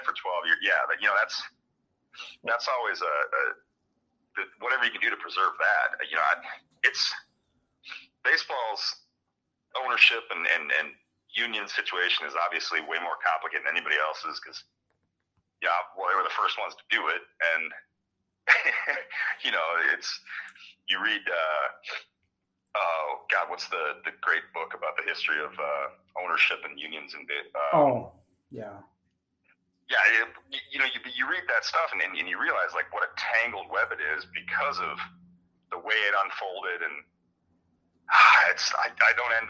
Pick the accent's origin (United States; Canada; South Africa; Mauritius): United States; Michigan; I grew up mostly in Michigan